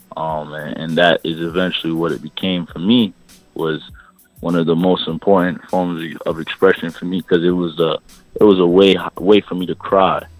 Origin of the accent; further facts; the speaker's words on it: New York City, New York, United States; I'm from Brooklyn, East New York. Family is all Jamaican